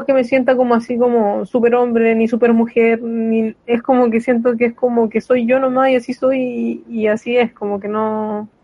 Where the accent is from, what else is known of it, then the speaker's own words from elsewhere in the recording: San Fernando, O'Higgins, Chile; yo igual soy de San Fernando, eh, entonces mi infancia fue acá